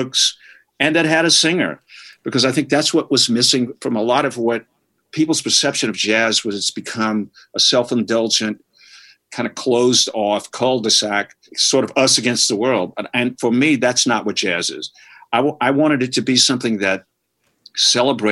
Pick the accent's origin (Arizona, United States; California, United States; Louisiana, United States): Louisiana, United States; New Orleans; growing up around New Orleans, I'm just around jazz my whole life